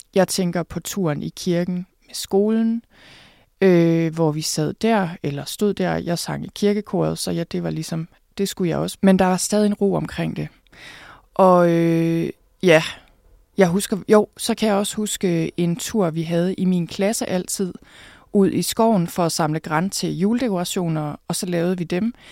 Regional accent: Thy, North Denmark Region, Denmark; jeg er vokset op på landet i Thy

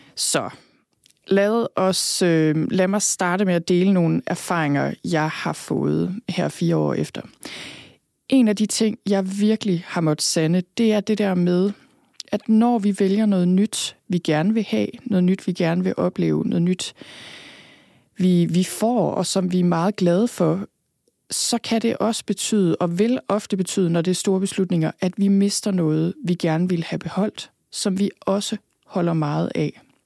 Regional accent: Thy, North Denmark Region, Denmark; also born or lived in Copenhagen / London; now in Skørping, Denmark; jeg er født og opvokset i Thy

